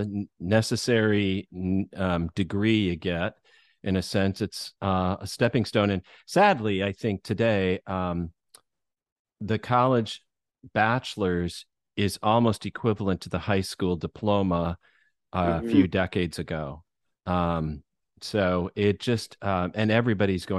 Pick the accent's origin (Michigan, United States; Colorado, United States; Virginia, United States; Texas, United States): Michigan, United States; moved away; where I grew up in Michigan was a small town